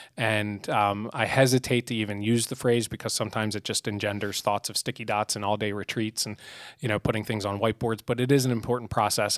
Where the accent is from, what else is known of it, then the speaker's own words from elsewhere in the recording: outside Philadelphia, Pennsylvania, United States; moved away as an adult; now in York County, United States; I grew up outside Philadelphia, came to York for York College